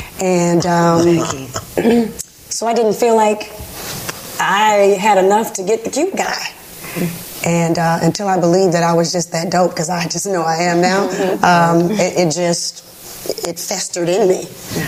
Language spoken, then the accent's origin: English; the South, United States; growing up in the South